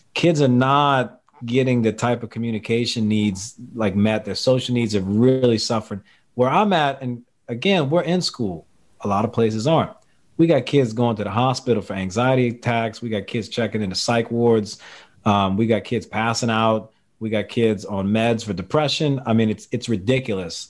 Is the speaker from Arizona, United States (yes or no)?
no; Louisiana, United States; I'm from Louisiana. I live in the greater New Orleans area